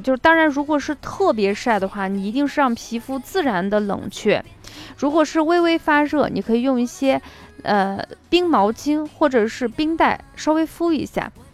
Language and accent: Chinese; Shaanxi, China; also born or lived in Qinghai; 回到陕西以后